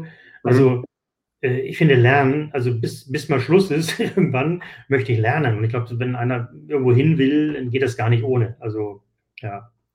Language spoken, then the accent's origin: German; Hamburg, Germany; Ich, ich komme aus Hamburg